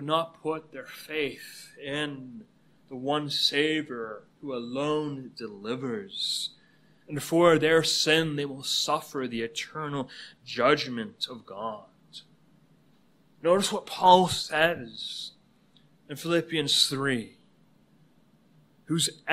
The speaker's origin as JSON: {"language": "English", "country": "Canada", "moved": "yes", "lives_now": "United States", "said": "Canada is my home country."}